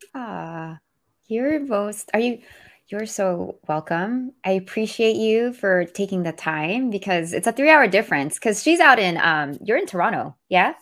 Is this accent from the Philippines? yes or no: yes; Philippines; I speak we 'cause I'm Filipino